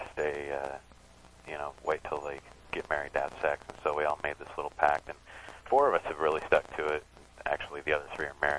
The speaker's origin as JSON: {"language": "English", "town": "Seattle", "region": "Washington", "country": "United States", "tie": "born or raised there", "said": "I grew up in Seattle"}